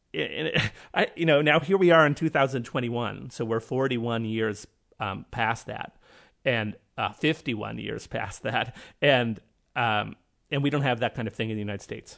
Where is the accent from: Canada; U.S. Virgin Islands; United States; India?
Canada; I'm Canadian